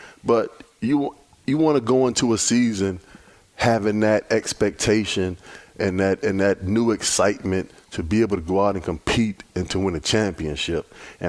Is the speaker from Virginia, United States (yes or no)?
yes; Virginia Beach, Virginia, United States; I grew up in Virginia Beach, Virginia.